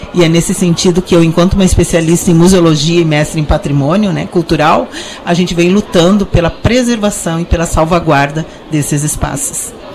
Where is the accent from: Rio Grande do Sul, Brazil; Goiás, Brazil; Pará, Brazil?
Rio Grande do Sul, Brazil; Santa Maria; na minha cidade, onde eu nasci, que é Santa Maria